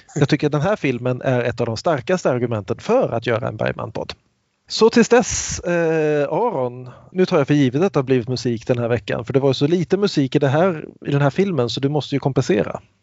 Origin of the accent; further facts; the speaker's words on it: Kungsbacka, Halland County, Sweden; till min hemstad Kungsbacka